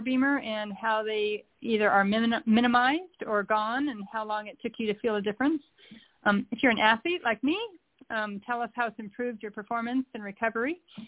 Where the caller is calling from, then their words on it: Charleston, South Carolina, United States; I am calling from Charleston, South Carolina.